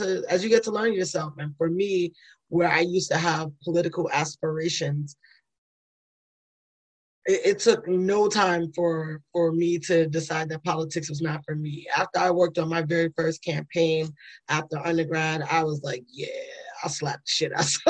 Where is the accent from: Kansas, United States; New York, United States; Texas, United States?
New York, United States; New York City; moved away; I'm from the Bronx, New York